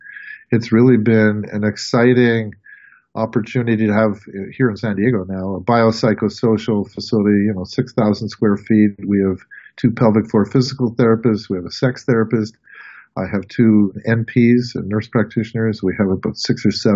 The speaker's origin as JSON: {"language": "English", "town": "Montreal", "region": "Quebec", "country": "Canada", "also_born_or_lived": "Providence", "moved": "as an adult", "said": "I'm from Montreal, Quebec, Canada, and I was a classic Canadian playing hockey"}